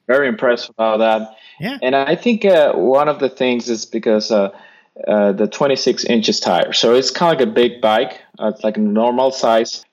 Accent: United States; as an American

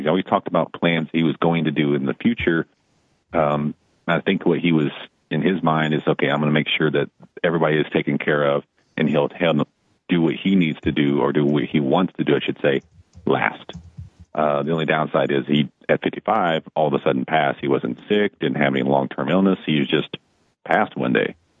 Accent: Dallas, Texas, United States; moved away as an adult; also born or lived in Tulsa, Oklahoma; I grew up in Dallas, Fort Worth, and I moved from Dallas to Tulsa to take a job.

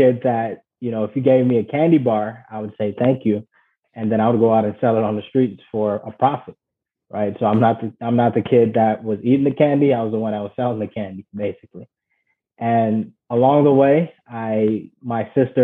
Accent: Ghana; moved away; I was born and raised in Ghana

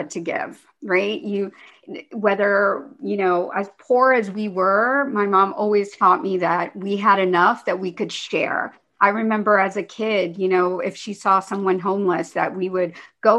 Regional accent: United States; growing up in the United States, being an immigrant, although I did come to this country very young. I mean, I've been here since I was four. I went all through school here.

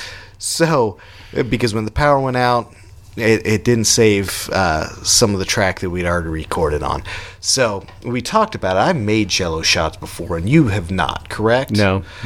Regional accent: United States; We're American around here

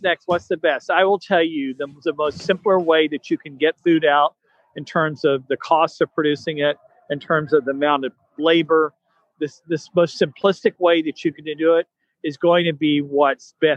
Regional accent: Northern Florida, United States; I come from Northern Florida. I'm a little country

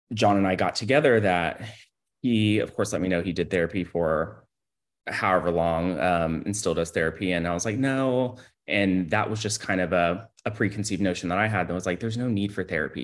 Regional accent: Houston, Texas, United States; now in Austin, United States; I was born in Houston, Texas

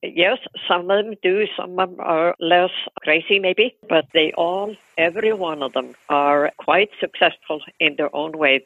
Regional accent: Iceland; moved away as an adult; now in United States; growing up in Iceland

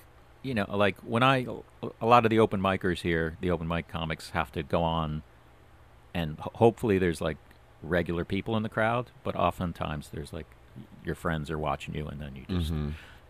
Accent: New York, United States; born there; also born or lived in Florida; I mean, I was born in New York, then I moved to Florida and moved back.

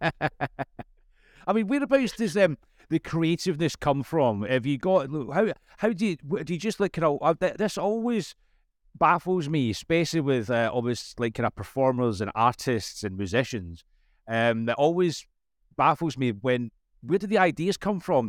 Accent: Scotland, United Kingdom; As a Scotsman, English is hard work for me

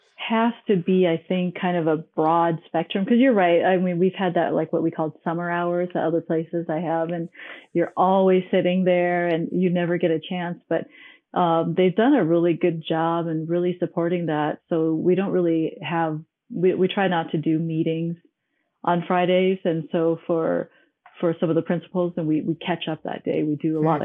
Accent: Hong Kong; also born or lived in Minnesota / Arizona; now in Denver, United States; I was born and I grew up in Hong Kong

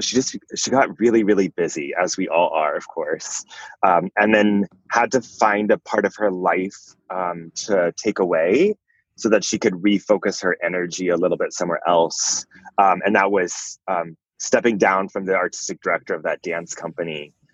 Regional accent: Fort Worth, Texas, United States; I grew up in Fort Worth, Texas

